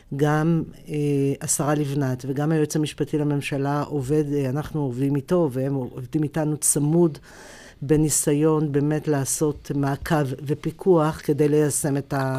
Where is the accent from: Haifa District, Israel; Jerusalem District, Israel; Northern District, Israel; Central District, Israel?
Jerusalem District, Israel; Jerusalem; כשאני גדלתי במאה שערים